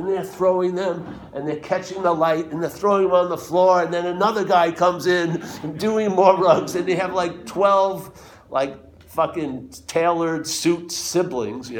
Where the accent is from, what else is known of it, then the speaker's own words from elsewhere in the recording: New York, United States; I'm from New York